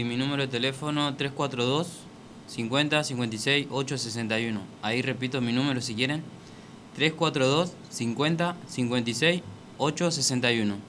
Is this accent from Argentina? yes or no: yes; Santa Fe, Argentina; soy de Santa Fe Capital.